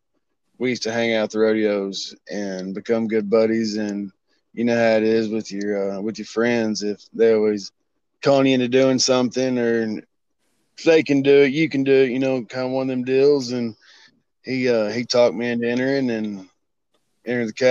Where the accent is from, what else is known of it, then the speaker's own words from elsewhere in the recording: Hillsboro, Texas, United States; now in Terrell, United States; Hillsboro, Texas. Grew up there, born there, high school, college